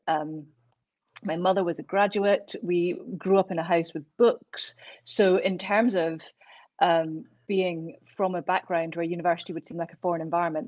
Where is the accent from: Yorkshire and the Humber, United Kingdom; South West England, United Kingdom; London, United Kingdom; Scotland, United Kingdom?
Scotland, United Kingdom; Glasgow; now in Edinburgh, United Kingdom; I grew up in Glasgow, and when I was 18, I moved to Edinburgh to start university, and I've never left